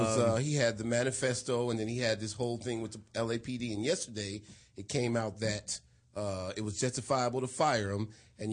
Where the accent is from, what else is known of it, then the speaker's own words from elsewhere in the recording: Detroit, Michigan, United States; now in Los Angeles, United States; I'm from Detroit, man.